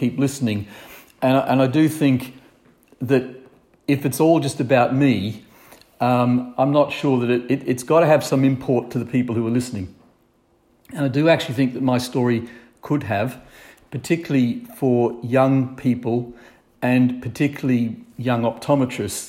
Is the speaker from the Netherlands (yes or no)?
no; Brisbane, Queensland, Australia; moved away as an adult; now in Northumberland, United Kingdom; I grew up in Brisbane, or south of Brisbane in the country, and I just had, in my opinion, an ideal young life